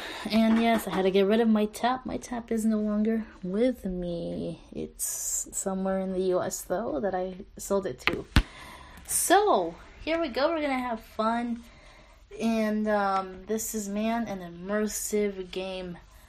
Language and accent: English; Los Angeles, California, United States; Los Angeles.